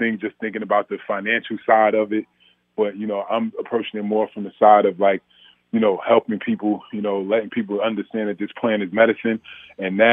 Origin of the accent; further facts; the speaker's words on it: Orange, New Jersey, United States; I'm from Orange, New Jersey, and the war on drugs was real.